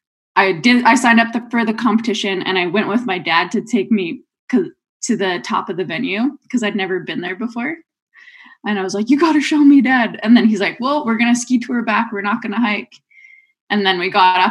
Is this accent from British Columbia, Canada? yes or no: yes; Rossland, British Columbia, Canada; moved away as an adult; now in Revelstoke, Canada; growing up in Rosslyn